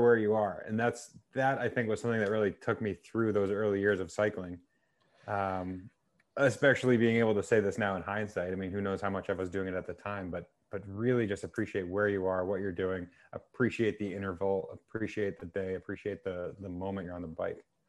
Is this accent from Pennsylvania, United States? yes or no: no; New Hampshire, United States; I grew up in New Hampshire